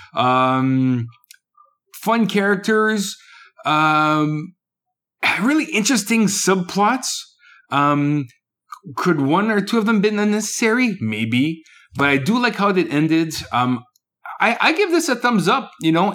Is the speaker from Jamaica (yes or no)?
no; Canada; also born or lived in Quebec; I'm Canadian.